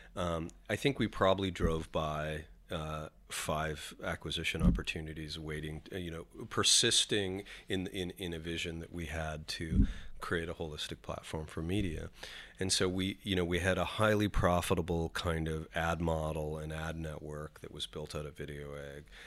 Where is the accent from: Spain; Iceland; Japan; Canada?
Canada; moved away as an adult; now in New York, United States; identify as a Canadian